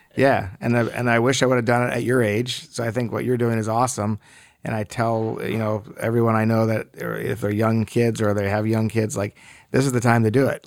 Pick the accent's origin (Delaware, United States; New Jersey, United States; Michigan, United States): Michigan, United States; West Bloomfield; moved away as an adult; also born or lived in Ithaca, New York / Los Angeles; I grew up here in Metro Detroit, in West Bloomfield